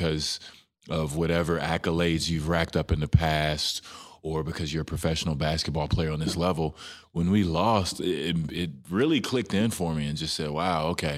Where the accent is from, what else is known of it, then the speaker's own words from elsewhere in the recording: Dallas, Texas, United States; It's my hometown team